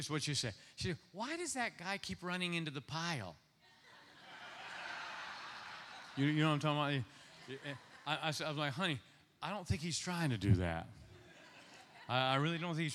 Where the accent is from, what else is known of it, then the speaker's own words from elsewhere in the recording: Ohio, United States; now in Nashville, United States; I'm Ohio, born and raised in Ohio